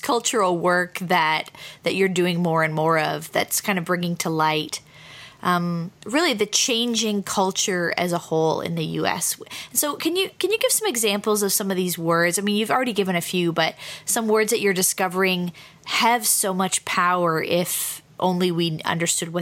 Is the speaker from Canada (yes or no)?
yes; Canada; as a Canadian, I'm in probably a closer to New York context